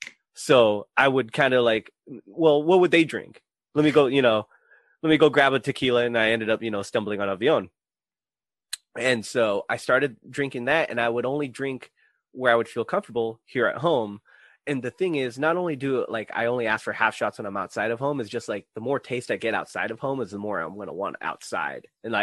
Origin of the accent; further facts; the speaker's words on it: Philippines; I'm Filipino. It'll be in my blood forever.